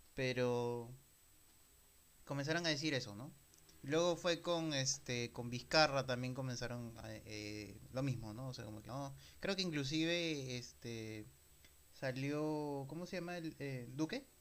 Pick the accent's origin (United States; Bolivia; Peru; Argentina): Peru; ambos somos peruanos